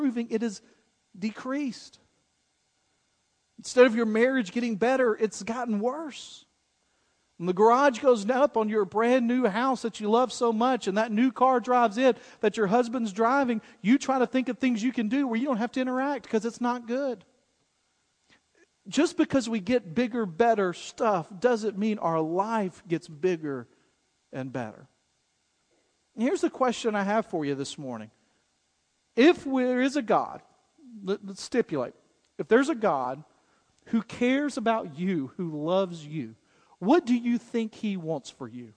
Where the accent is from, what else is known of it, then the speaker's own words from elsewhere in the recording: United States; being an American